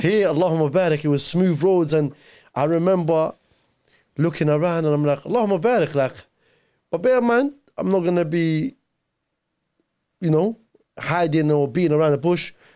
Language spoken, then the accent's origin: English; London, United Kingdom; born or raised there; English is a second language; also born or lived in Mosul, Iraq